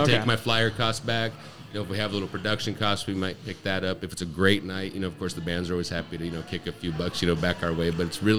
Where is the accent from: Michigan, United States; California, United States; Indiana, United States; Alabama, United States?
California, United States; Auburn; moved away as an adult; I grew up in Auburn.